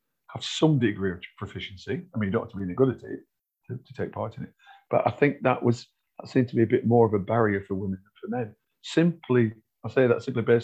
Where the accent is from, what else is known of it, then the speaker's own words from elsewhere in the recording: North West England, United Kingdom; I'm from the Northwest. I live in the Northwest. I know the Northwest.